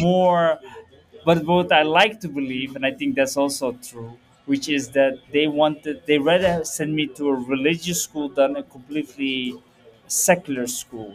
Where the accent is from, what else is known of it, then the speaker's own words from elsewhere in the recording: Purmerend, North Holland, Netherlands; I was born and raised in Holland, but both of my parents are from Morocco